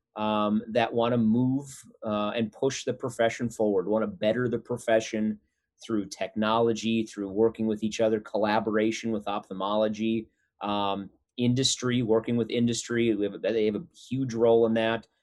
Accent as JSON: {"language": "English", "region": "North Dakota", "country": "United States", "tie": "born or raised there", "moved": "yes", "said": "We were both born and raised in North Dakota"}